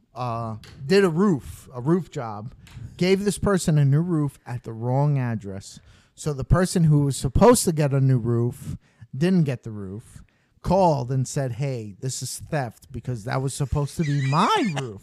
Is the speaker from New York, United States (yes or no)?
yes; New York, United States; I'm from New York